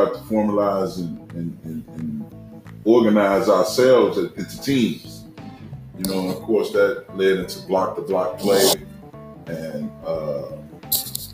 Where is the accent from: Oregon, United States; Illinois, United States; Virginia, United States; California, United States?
Illinois, United States; Chicago; I grew up in the Chicago public schools